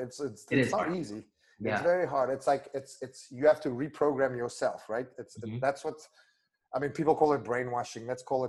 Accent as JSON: {"language": "English", "country": "South Africa", "first_language": "af", "second_language": "English", "said": "My first language is Afrikaans, and we have a lot of really good swear words."}